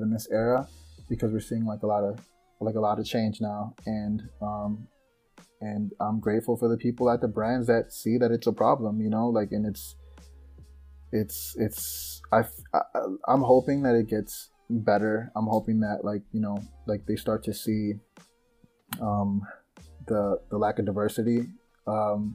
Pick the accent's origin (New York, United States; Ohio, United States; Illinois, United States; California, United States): Illinois, United States; Chicago; I'm from Chicago